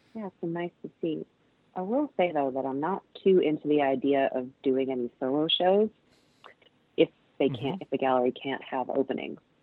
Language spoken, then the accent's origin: English; Cleveland, Ohio, United States; moved away as an adult; also born or lived in East Coast; now in Pacific Northwest, United States; Cleveland, where I grew up